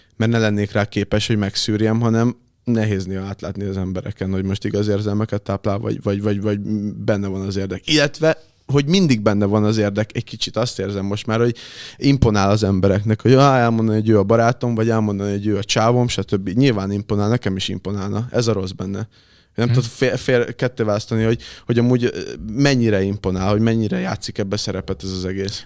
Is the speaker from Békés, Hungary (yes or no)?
no; Érd, Pest, Hungary; moved away as an adult; now in Budapest, Hungary; érden nőttem fel. na, talán ott, ott, ott laktam egészen két évvel ezelőttig, utána költöztem most be Pestre önállóan.